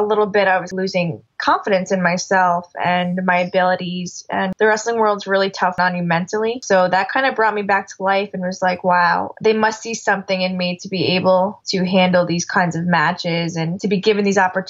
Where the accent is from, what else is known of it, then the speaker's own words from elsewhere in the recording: Dutchess Stadium, New York, United States; And I grew up watching baseball games at Dutchess Stadium.